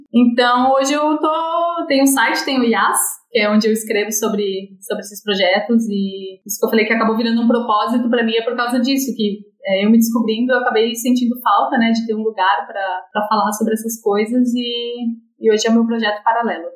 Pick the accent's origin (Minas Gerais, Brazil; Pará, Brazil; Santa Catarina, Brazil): Santa Catarina, Brazil; now in Florianópolis, Brazil; Sou catarinense, sou de, eu moro em Florianópolis